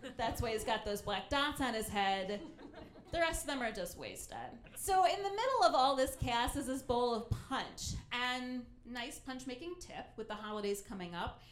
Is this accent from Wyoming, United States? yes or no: no; Ohio, United States; my home state of Ohio